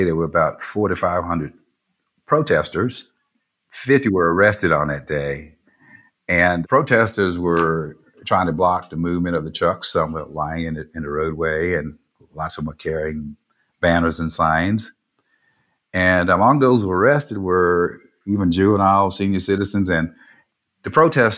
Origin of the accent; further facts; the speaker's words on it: Warren County, North Carolina, United States; I grew up in Warren County, not too far away from where the landfill was sited